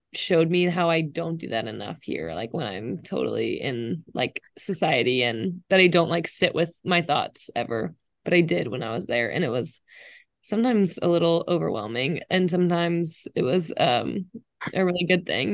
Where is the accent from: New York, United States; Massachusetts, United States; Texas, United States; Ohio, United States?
Texas, United States; Dallas; I'm from Dallas, Texas